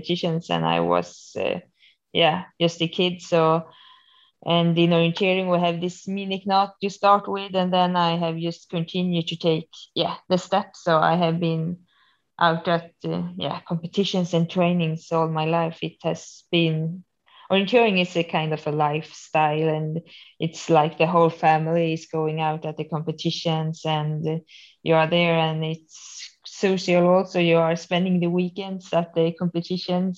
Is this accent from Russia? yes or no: no; Borlänge and Falun, Dalarna County, Sweden; I come from Sweden, from Borlänge and Falun. So it's quite south in Sweden. And there's where I am from and where I'm living for